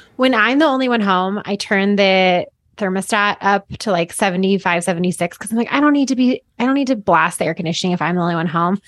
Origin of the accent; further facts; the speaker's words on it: Boulder, Colorado, United States; growing up in here, I mean, I'm, I live fifteen minutes away from where I grew up